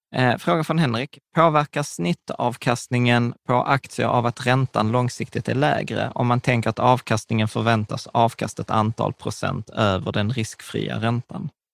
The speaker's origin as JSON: {"language": "Swedish", "region": "Skåne", "country": "Sweden", "accent": "Scanian (skånska)", "said": "på skånska och med skitdålig dialekt"}